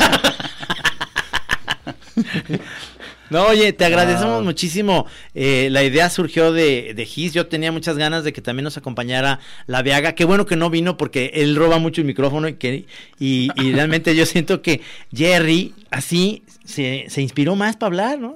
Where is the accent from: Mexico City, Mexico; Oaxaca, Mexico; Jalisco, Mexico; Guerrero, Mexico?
Jalisco, Mexico; Guadalajara; aquí en Guadalajara y yo soy tapatío